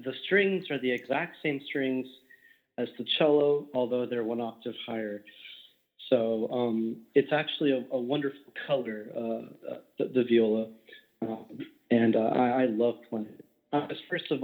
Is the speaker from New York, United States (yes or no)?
no; Berkeley, California, United States; also born or lived in Walnut Creek, California; now in New Jersey, United States; I was born in Berkeley, lived in Walnut Creek